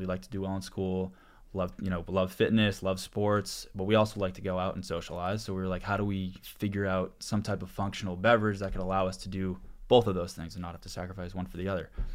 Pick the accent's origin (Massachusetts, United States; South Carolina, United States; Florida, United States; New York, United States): Massachusetts, United States; Boston; moved away as an adult; also born or lived in New Orleans; one of my co-founders I grew up with back in Boston